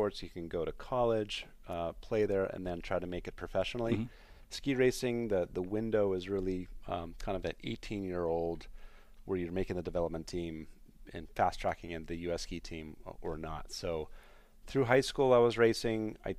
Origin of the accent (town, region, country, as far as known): San Francisco, California, United States; born or raised there; moved away as an adult; also born or lived in Vermont / Philadelphia; now in Eau Claire, United States